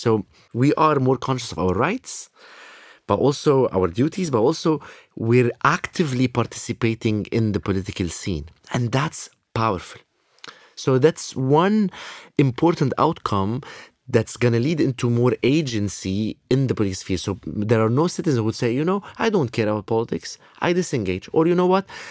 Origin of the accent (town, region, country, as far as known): Lebanon; born or raised there